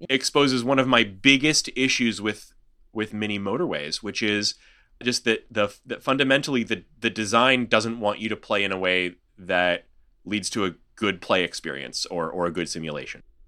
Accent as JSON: {"language": "English", "town": "Houston", "region": "Texas", "country": "United States", "tie": "born or raised there", "said": "my hometown here"}